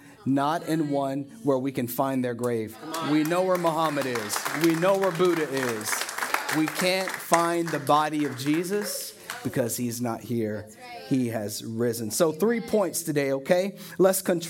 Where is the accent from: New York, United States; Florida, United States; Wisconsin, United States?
Florida, United States; we're from Florida